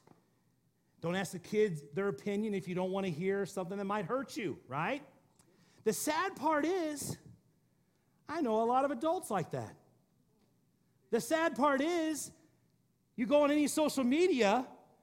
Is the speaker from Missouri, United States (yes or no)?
yes; Missouri, United States; I'm from Missouri